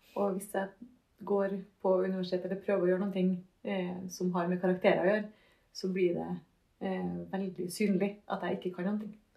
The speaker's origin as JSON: {"language": "Norwegian", "town": "Trondheim", "region": "Trøndelag", "country": "Norway", "tie": "born or raised there", "also_born_or_lived": "Husby", "said": "jeg er gangster fra Kolstad."}